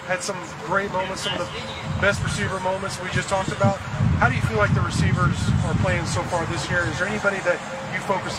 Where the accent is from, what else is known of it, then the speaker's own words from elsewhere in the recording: Dallas–Fort Worth Metroplex, Texas, United States; I grew up in the Metroplex